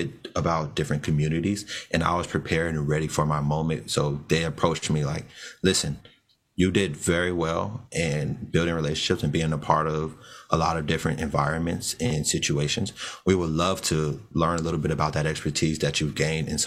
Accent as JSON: {"language": "English", "town": "Orlando", "region": "Florida", "country": "United States", "tie": "born or raised there", "said": "I was born and raised in Orlando, Florida"}